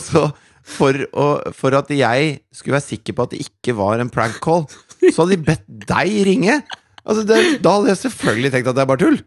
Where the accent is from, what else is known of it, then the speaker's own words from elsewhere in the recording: Norway; vi som nordmenn